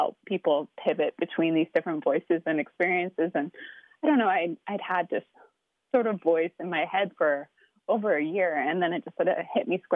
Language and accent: English; Seattle, Washington, United States; I grew up in Seattle going to Mariners games with my dad